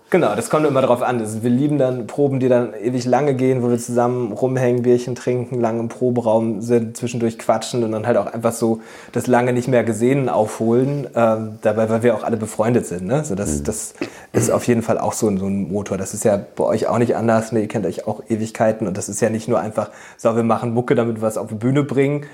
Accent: Nienburg, Lower Saxony, Germany; also born or lived in Bremen; wir kommen ja aus Nienburg ursprünglich

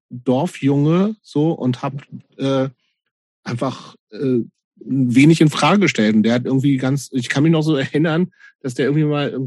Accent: Lower Saxony, Germany; in der Kleinstadt in Niedersachsen, wo ich groß geworden bin.

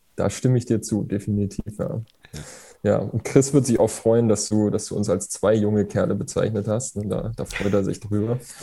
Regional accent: Erlangen, Bavaria, Germany; born or raised there

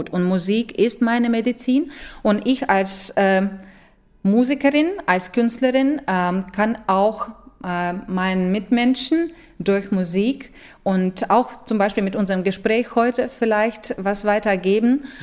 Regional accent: Latvia; German is a second language; Ich habe mich wirklich sehr, sehr nach meiner Heimat gesehen und ich, ich habe wirklich schwer überleben äh, können, dass ich nicht so bald nach Lettland darf und nicht so bald für lettisches Publikum spielen darf.

